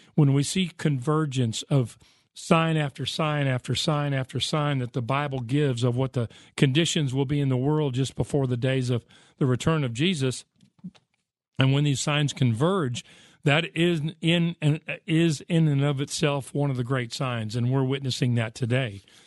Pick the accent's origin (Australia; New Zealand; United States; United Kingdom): United States; I grew up in the United States of America